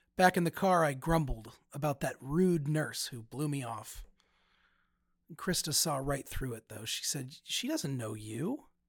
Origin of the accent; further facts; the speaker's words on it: United States; now in Cincinnati, United States; as an American